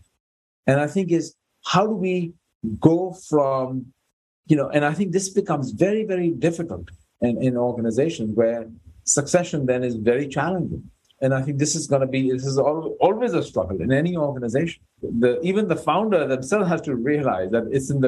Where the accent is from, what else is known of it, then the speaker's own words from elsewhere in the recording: India; I'm Indian by birth